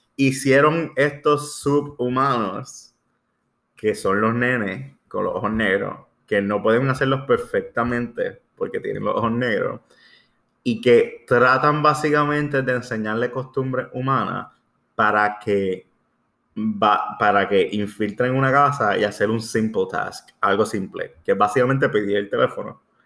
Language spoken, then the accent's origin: Spanish; Puerto Rico; somos puertorriqueños